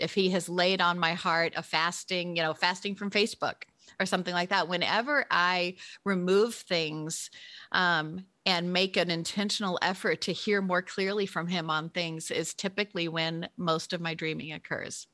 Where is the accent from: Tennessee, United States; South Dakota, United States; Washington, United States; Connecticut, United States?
Tennessee, United States; Memphis; born or raised there; moved away